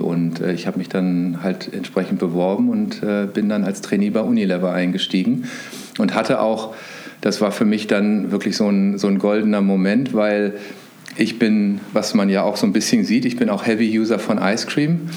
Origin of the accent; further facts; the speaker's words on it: Hanover, Lower Saxony, Germany; moved away as an adult; also born or lived in Bayreuth; Ich komme aus einem Vorort von Hannover, also bin ein klassischer Großstadt-Vorort-Mensch